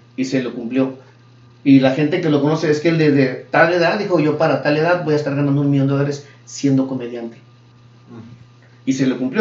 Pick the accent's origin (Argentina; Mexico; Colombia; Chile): Mexico; now in United States; venimos de Escuela de México